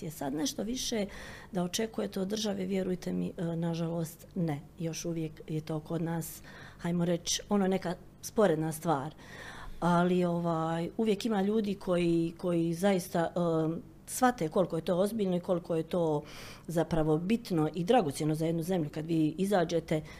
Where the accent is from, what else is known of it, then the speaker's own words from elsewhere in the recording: Bosnia & Herzegovina; kod nas u Bosni i Hercegovini